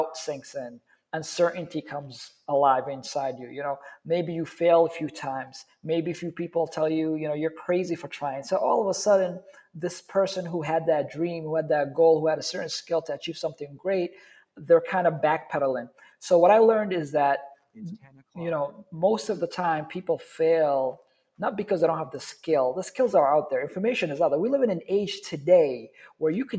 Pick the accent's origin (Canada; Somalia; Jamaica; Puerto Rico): Somalia; moved away; I grew up in Somalia